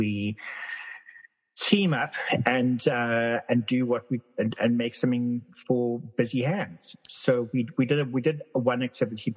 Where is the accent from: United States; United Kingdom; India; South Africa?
South Africa; moved away; I grew up in South Africa.